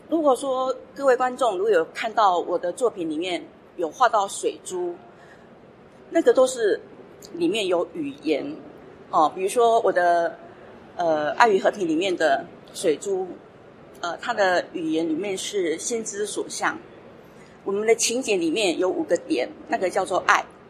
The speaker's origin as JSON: {"language": "Chinese", "town": "Shengang", "region": "Changhua County", "country": "Taiwan", "tie": "born or raised there", "moved": "yes", "said": "我本身呢是出生于彰化县深港乡，海边长大的一个孩子"}